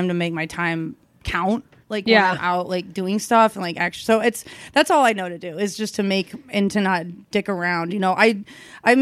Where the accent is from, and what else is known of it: Kansas City, United States; born or raised there